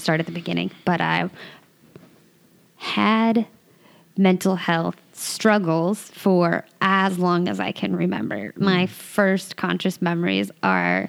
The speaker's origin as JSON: {"language": "English", "town": "Santa Cruz", "region": "California", "country": "United States", "tie": "born or raised there", "said": "I grew up in Santa Cruz, California, which is like a little beach and surfer town"}